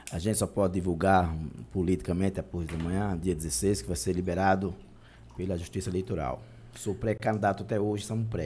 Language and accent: Portuguese; Pariconha, Alagoas, Brazil; now in Piranhas, Brazil; eu sou daqui mesmo de Pariconha, nascido e criado aqui no sertão das Alagoas. É Pariconha, né? Hoje resido em Piranhas, mais de 25 anos